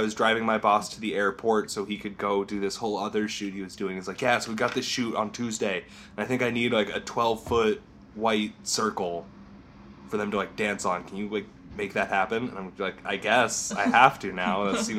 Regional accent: Portsmouth, New Hampshire, United States; moved away as an adult; now in New York, United States; I'm 24. I grew up in New Hampshire originally, born and raised in Portsmouth, which is like right on the tiny 16, 17 mile coastline that New Hampshire has. And that was great, but then I moved to New York with the big city

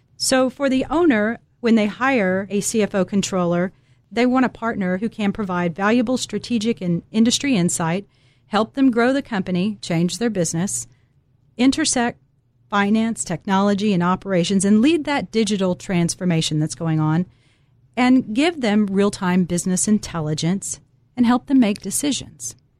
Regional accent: Dallas, Texas, United States; I'm originally from Dallas, Texas

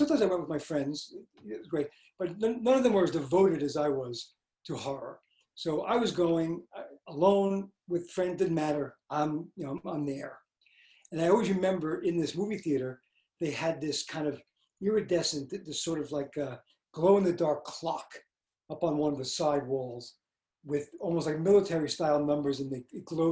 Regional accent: New York City, New York, United States; I grew up in Brooklyn, and there was a big movie theater

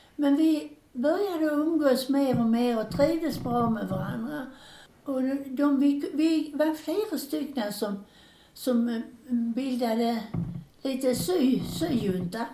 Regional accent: Landskrona, Skåne, Sweden; moved away; hemma i Landskrona

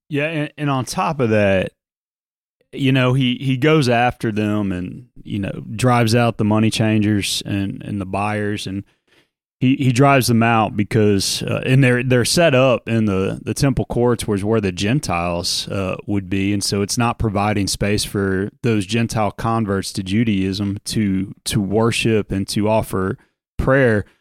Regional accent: New Orleans, Louisiana, United States; growing up in South Louisiana in New Orleans

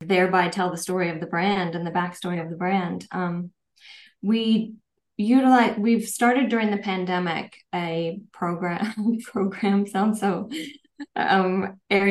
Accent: Minnesota, United States; also born or lived in Paris, France; now in Los Angeles, United States; I grew up in Minnesota.

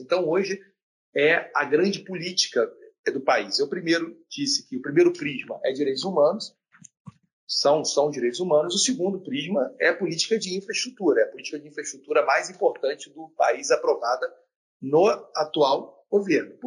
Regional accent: Rio de Janeiro, Brazil; Eu sou da região sudeste, sou do Rio de Janeiro

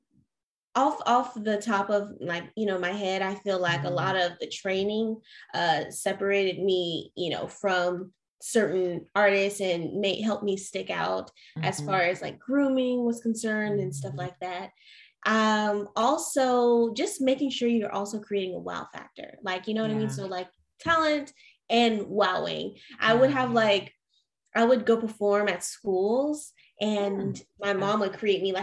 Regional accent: Atlanta, Georgia, United States; moved away as an adult; now in California, United States; I'm from Atlanta.

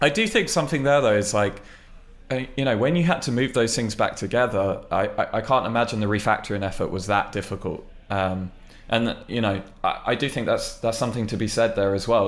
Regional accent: United Kingdom; I mean, I'm British, but I'm not that British.

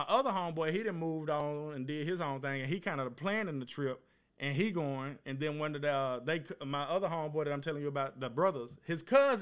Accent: East Texas, United States; my homeboys that I grew up with in East Texas

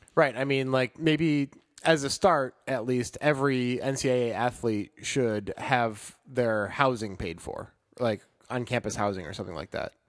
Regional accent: Chicago, Illinois, United States; growing up in Chicago.

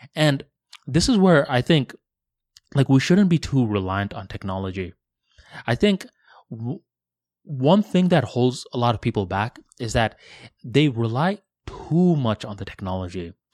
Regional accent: West Palm Beach, Florida, United States; also born or lived in Tampa; I was going from West Palm Beach, uh, to Tampa for university

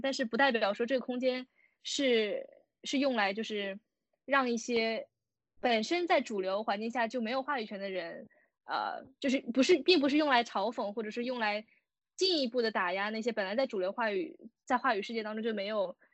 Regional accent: China; 因为我是在国内长大嘛

